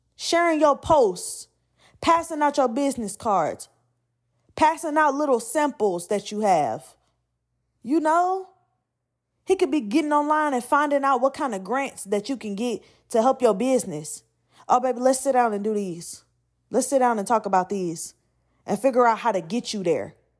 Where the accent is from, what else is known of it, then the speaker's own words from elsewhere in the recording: Atlanta, Georgia, United States; I'm from Atlanta